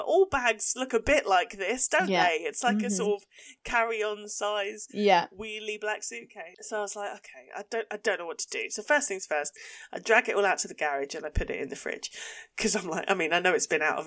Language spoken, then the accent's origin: English; Essex, East of England, United Kingdom; accent: Essex; this is also how I sound with my Essex accent